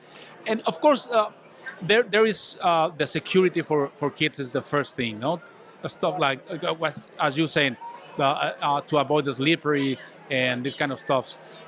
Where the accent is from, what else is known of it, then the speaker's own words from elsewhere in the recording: Mexico; English is a second language; now in Vancouver; Well, we're pretty new here in Vancouver. We came from Mexico, and the business is oriented to the floor, to install floors, floor coverings.